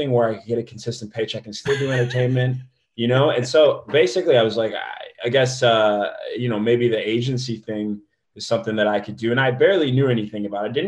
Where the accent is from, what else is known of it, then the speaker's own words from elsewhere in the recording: Midwest, United States; but I'm from the Midwest.